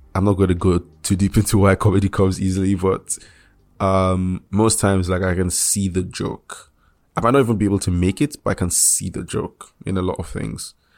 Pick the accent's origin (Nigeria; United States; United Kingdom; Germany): Nigeria; I'm I'm Nigerian